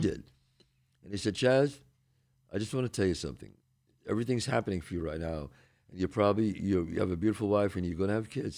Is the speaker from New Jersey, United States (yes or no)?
no; New York City, New York, United States; I came from the Bronx, the streets of the Bronx.